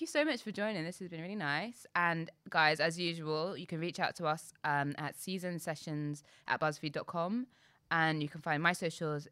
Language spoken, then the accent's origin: English; London, United Kingdom; I'm proud to be from London